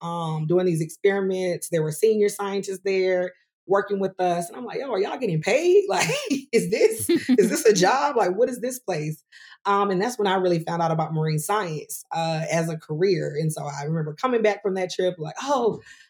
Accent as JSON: {"language": "English", "town": "Greenwood", "region": "South Carolina", "country": "United States", "said": "I'm originally from Greenwood, South Carolina"}